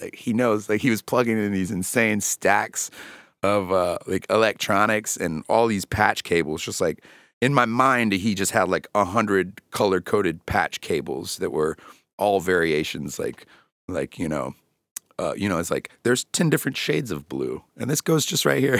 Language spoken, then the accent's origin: English; North Carolina, United States; born or raised there